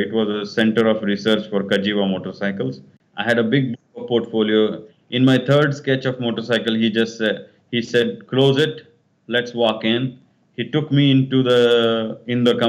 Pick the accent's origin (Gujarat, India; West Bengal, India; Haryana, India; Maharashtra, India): Maharashtra, India; Solapur; I was born in Solapur. It's in Maharashtra, in on the borders of Karnataka, in a Kannada family